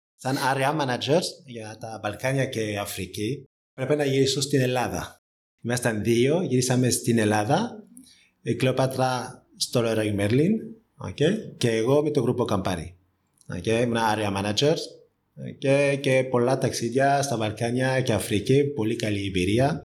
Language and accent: Greek; France; Greek is a second language; moved away as an adult; also born or lived in Spain; now in Greece; είμαι Γάλλος και έχω σπουδάσει στη Γαλλία